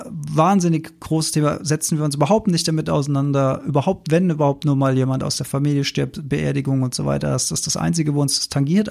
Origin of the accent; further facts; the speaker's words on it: Rhenish Hesse, Rhineland-Palatinate, Germany; Gebabbel, wie wir bei uns in Rheinhessen sagen